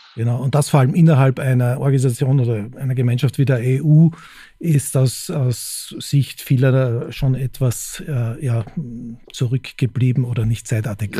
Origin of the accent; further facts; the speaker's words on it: Austria; moved away as an adult; now in Munich, Germany; in München ist man als Österreicher Gastarbeiter, in Hamburg Exote.